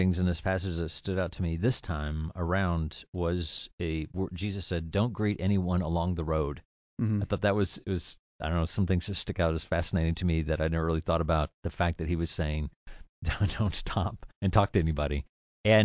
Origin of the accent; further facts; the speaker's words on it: the South, United States; And I'm from the South.